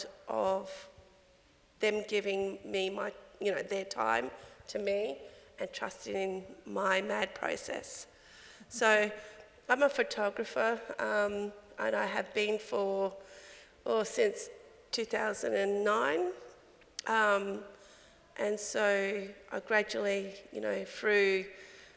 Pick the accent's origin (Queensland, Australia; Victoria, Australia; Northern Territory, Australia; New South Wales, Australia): Northern Territory, Australia; Alice Springs; now in Adelaide, Australia; born and raised in Alice Springs. Currently living on Kaurna country here in Adelaide